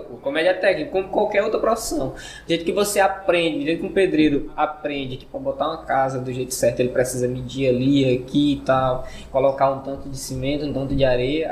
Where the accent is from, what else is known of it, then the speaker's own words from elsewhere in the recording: Maranhão, Brazil; moved away as an adult; sou maranhense. Eu fiquei, eu vivi lá até meus dezoito anos de idade